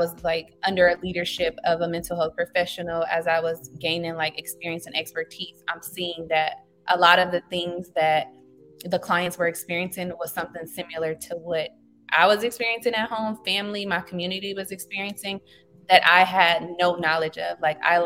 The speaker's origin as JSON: {"language": "English", "town": "Los Angeles", "region": "California", "country": "United States", "tie": "born or raised there", "said": "Born and raised in Los Angeles. So I'm a native to the community I serve."}